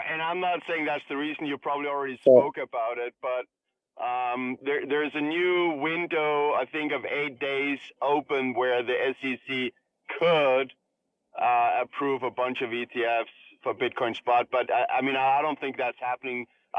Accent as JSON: {"language": "English", "country": "Denmark", "said": "I'm from Denmark."}